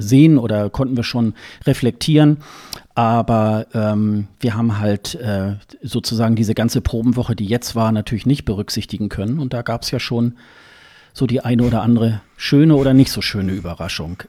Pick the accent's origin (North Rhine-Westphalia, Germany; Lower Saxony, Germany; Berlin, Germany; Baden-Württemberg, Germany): Lower Saxony, Germany; Hildesheim; ist ja meine Geburtsstadt, äh, Hildesheim